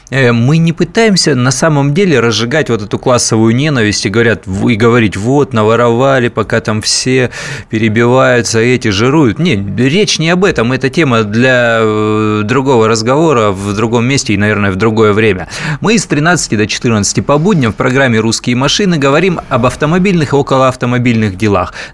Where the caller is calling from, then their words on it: Moscow, Russia; Я из Москвы, вот